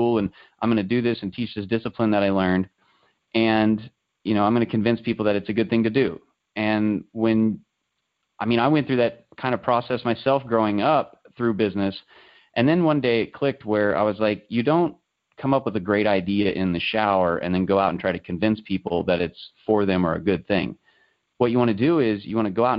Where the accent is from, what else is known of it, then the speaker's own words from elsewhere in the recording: the Midwest, Kansas, United States; growing up in the Midwest, it's primarily farming, you know, that really kind of drives the economic little circle I live in here in Kansas